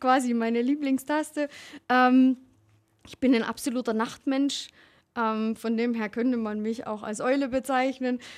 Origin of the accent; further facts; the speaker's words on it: Erzgebirge, Saxony, Germany; accent: Saxon / mixed with Allgäu; moved away as an adult; now in Allgäu, Germany; ich komme aus dem Erzgebirge und habe da natürlich ähm, eine, eine politische Erfahrung als Kind gemacht und als Jugendliche